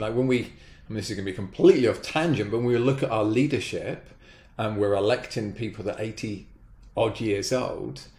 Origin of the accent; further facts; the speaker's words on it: Brighton, South East England, United Kingdom; moved away as an adult; now in United States; We happened to live a mile away from a velodrome in Brighton, my hometown back in the UK